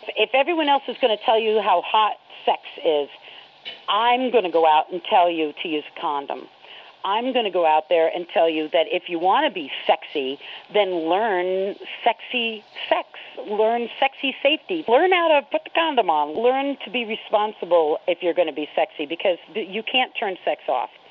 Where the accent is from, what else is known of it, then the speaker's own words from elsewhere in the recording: New York, United States; moved away; also born or lived in Florida; growing up in New York State